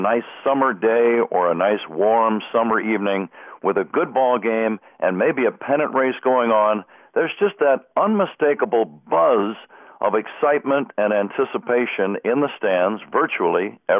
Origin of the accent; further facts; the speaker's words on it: Bay Area, California, United States; moved away; it's true that we are both from the Bay Area.